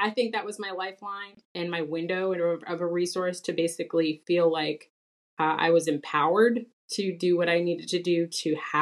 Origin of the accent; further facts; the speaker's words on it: Fayetteville, Georgia, United States; moved away as an adult; I grew up in Fayetteville, Georgia